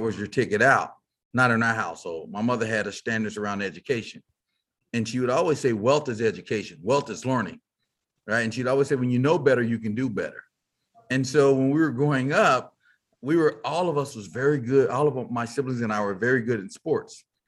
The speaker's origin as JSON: {"language": "English", "town": "Fort Worth", "region": "Texas", "country": "United States", "tie": "born or raised there", "said": "I grew up in Fort Worth, Texas, uh, as they say, cow town"}